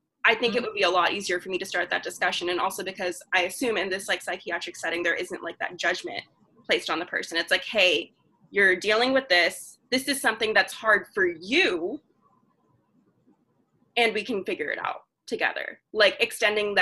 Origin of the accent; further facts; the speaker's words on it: the South, United States; Growing up in the South